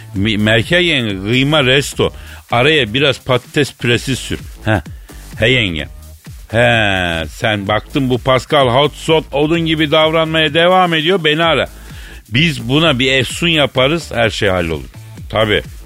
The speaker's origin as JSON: {"language": "Turkish", "country": "Turkey", "said": "Ben Türk'üm"}